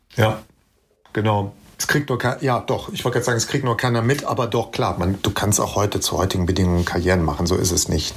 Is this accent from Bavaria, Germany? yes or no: no; Bergisch Gladbach, North Rhine-Westphalia, Germany; Ich bin früher mit meiner Mutter immer in die Stadtbücherei Bergisch Gladbach, äh, die Stadtbücherei meiner Heimatstadt, gegangen.